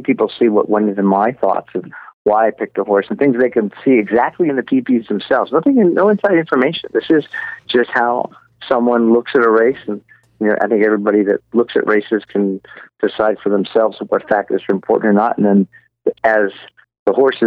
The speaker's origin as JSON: {"language": "English", "region": "Southern California", "country": "United States", "tie": "born or raised there", "said": "growing up in Southern California"}